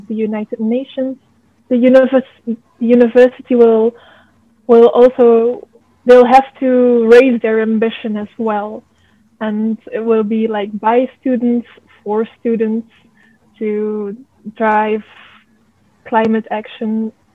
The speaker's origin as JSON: {"language": "English", "country": "Belgium", "said": "I'm from Belgium."}